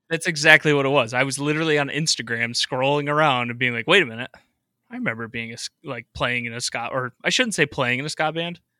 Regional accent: Rochester, New York, United States; I grew up in Rochester, New York, so I'm out in Western New York

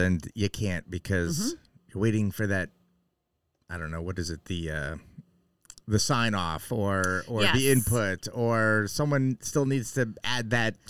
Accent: New Hampshire, United States; born or raised there; also born or lived in New York

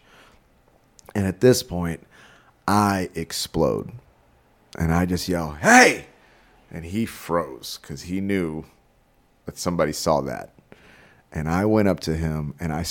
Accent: Texas, United States; moved away; also born or lived in San Marcos, Texas / Houston, Texas / Portland, Oregon; I'm from Texas. I don't know if you know this about us Texans

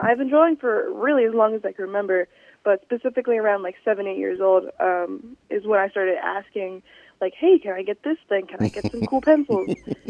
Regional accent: South Mississippi, United States; also born or lived in California; I was born in California, but I've lived in South of Mississippi for over 10 years now.

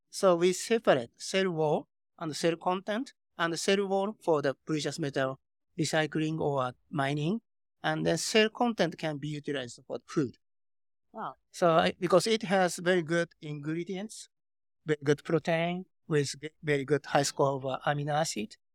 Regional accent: Tokyo, Japan; English is a second language; moved away as an adult; also born or lived in Silicon Valley, United States; I spent six years in Silicon Valley, and okay, I was born and raised in Tokyo, uh, Japan

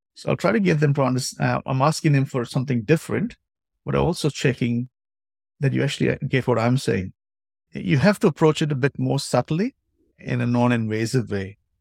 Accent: India; moved away as an adult; also born or lived in New Zealand; now in Japan; I played my hockey in India. Uh, obviously, I'm of Indian origin

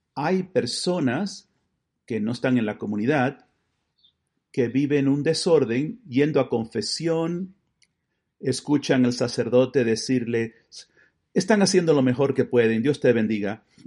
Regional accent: Buffalo, New York, United States; En la diócesis de Buffalo, de donde yo vengo

